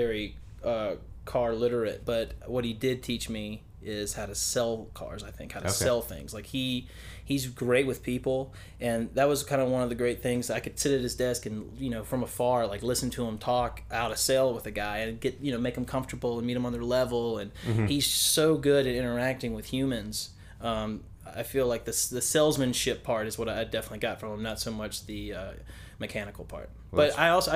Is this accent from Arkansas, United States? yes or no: no; Mobile, Alabama, United States; moved away as an adult; also born or lived in Laurel, Mississippi; now in Nashville, United States; Mobile, Alabama, where I'm from. Uh-huh. I was born in Laurel, Mississippi, but then I moved to Mobile when I was about six.